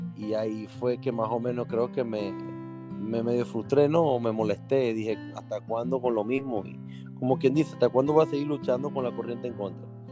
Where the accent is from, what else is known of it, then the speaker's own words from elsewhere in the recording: Venezuela; moved away; yo salí de Venezuela mucho tiempo